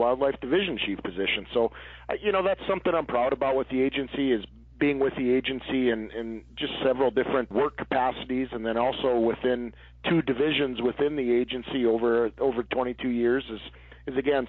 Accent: North Dakota, United States; I was born and raised in North Dakota, and I've been a lifelong resident

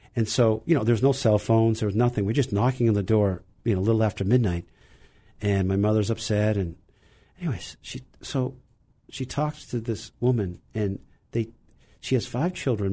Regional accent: Burlington, Vermont, United States; now in Wellesley, United States; I grew up in, in Burlington, Vermont

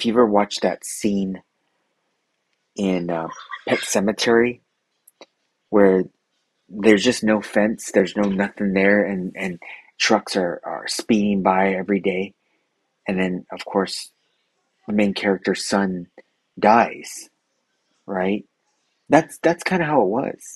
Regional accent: Los Angeles, California, United States; I grew up there in South Los Angeles.

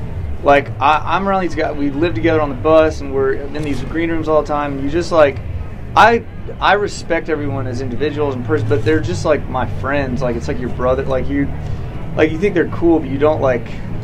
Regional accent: Nashville, Tennessee, United States; growing up in Nashville

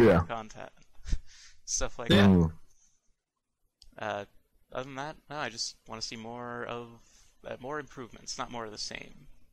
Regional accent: Tampa, Florida, United States; moved away; also born or lived in Orlando, Florida; Tampa, where I grew up, and Orlando, where I lived until I moved where I am now.

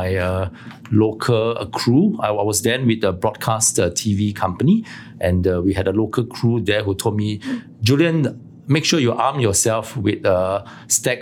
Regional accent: Malaysia; moved away as an adult; now in Singapore; born in a small city in Malaysia. So I'm actually not from Singapore, although I've lived here now for more than 20 years after I graduated

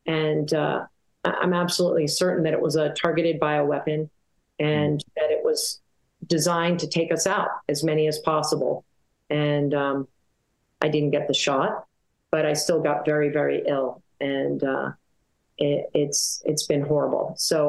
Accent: Boston, Massachusetts, United States; now in Tucson, United States; I grew up in Boston, and I walked the Freedom Trail during the Bicentennial, and have been since a child an avowed Americanist.

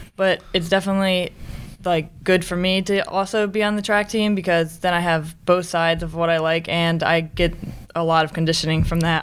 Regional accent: Westminster, Maryland, United States; I'm from Westminster, Maryland

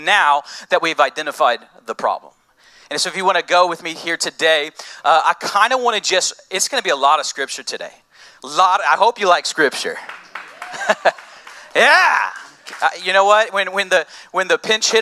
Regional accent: United States; I'm American

